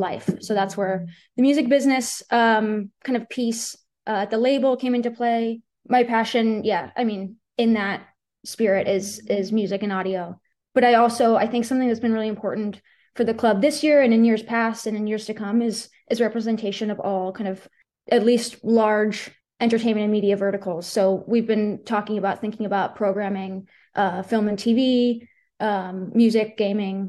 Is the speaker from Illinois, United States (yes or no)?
no; Boston, Massachusetts, United States; moved away as an adult; also born or lived in New York City; I'm from Boston, Massachusetts.